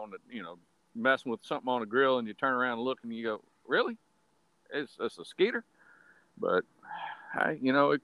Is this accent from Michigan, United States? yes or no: no; Nelson County, Virginia, United States; Virginia native, born and raised in Nelson County